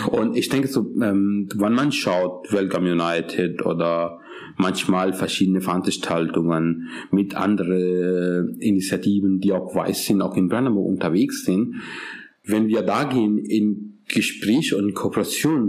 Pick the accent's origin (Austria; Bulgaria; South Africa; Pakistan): Pakistan; German is a second language; now in Germany; Ich komme übrigens aus Pakistan